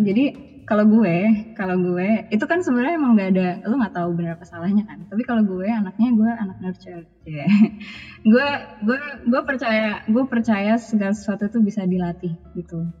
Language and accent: Indonesian; Minangkabau, Indonesia; kalau bahasa tradisional paling bahasa Minang karena gue orang Minang